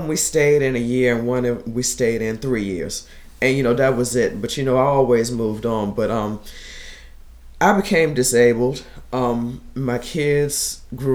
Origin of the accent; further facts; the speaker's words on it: Lynchburg, Virginia, United States; I grew up right there off of Fifth Street, Garland Hill, Timbridge Hill area.